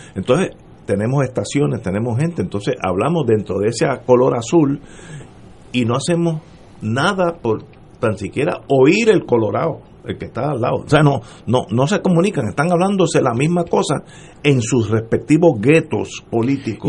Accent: Puerto Rico; moved away; Yo soy puertorriqueño, nací aquí, estuve muchos años fuera, pero moriré aquí.

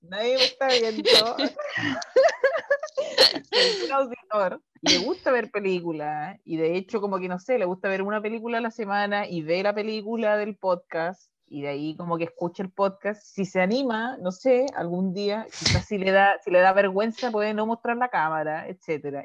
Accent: Chiloé, Los Lagos, Chile; mi infancia acá en Chiloé en el campo

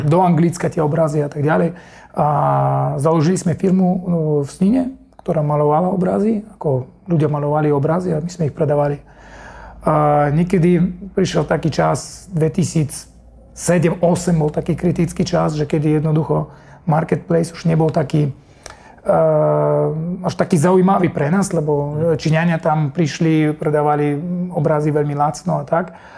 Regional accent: Germany; Slovak is a second language; moved away as an adult; also born or lived in Russia / Kazakhstan; now in Slovakia; ja som z Nemecka, tam som vyrastal, uh, chodil som tam do školy, narodený som v Rusku, Eh, žil som tam 6 rokov, 2 roky Kazachstan, mm. také je to dosť mešané celé.

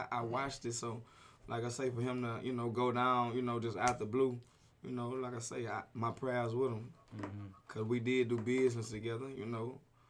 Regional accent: Houston, Texas, United States; moved away; I'm like, yeah, I'm from Houston.

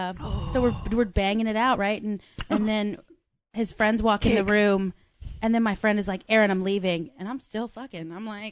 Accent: Ireland; My dad's from Kildare. Like my, I said, I'm Irish too.

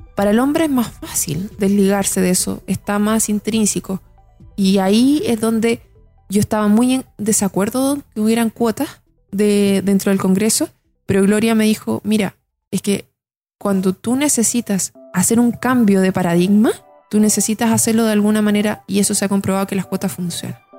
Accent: Santiago, Santiago Metropolitan Region, Chile; yo soy de Santiago, estudié en un colegio en la Florida, hice toda mi primera enseñanza ahí

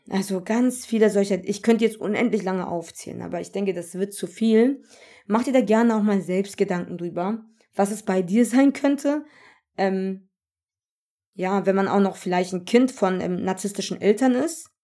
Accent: Germany; ich bin Deutsche mit Migrationshintergrund. Das bedeutet, ich wurde hier gezeugt und hier geboren. Ja, ich bin made in Germany und bin Deutsche.

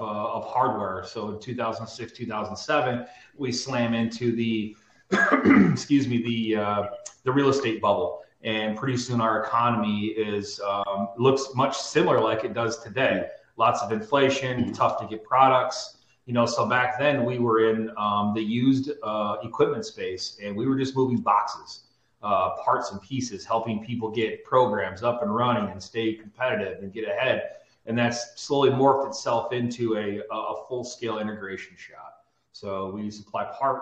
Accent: South Dakota, United States; local small town, South Dakota

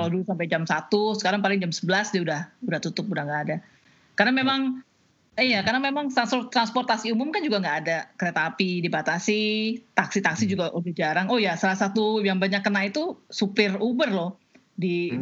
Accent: Jakarta, Indonesia; born or raised there; moved away as an adult; also born or lived in Aceh; now in Washington, United States

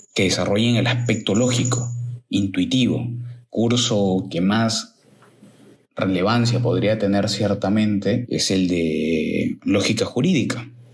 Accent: Lima, Peru; en mi país, que es Perú, en mi ciudad Lima

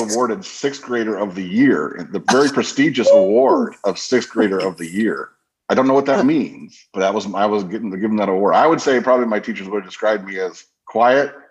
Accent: Crown Point, Indiana, United States; I grew up in Crown Point, Indiana, which is up in northwestern Indiana.

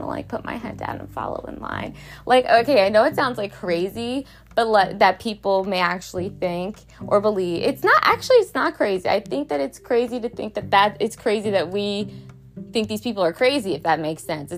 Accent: Baltimore, Maryland, United States; I'm from Baltimore

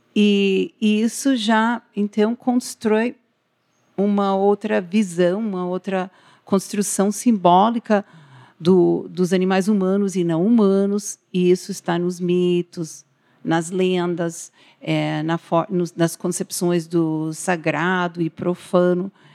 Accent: United States; Portuguese is a second language; now in Paraná, Brazil; eu sou estrangeira, eu sou nascida nos Estados Unidos, né? O sotaque se deve a isso também

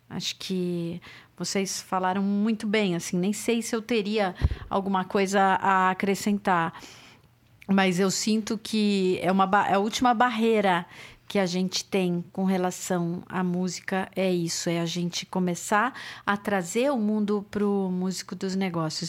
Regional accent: São Paulo, Brazil; nasci em São Paulo

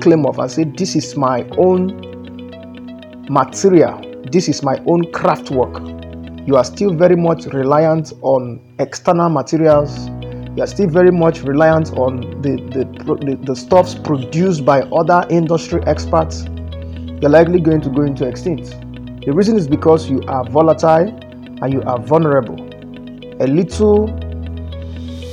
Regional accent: Nigeria

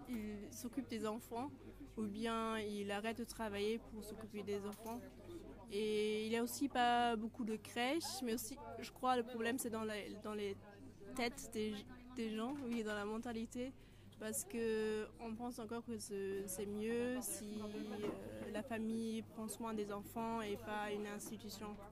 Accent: Germany; French is a second language; moved away as an adult; now in Strasbourg, France; je viens de près de Mayence et près de Francfort

